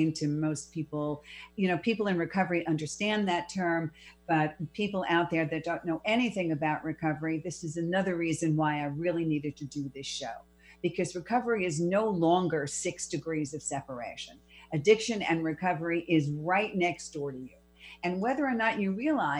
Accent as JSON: {"language": "English", "town": "New York City", "region": "New York", "country": "United States", "tie": "born or raised there", "said": "I was born and raised in the Bronx. I'm a Bronx girl of over 30 years"}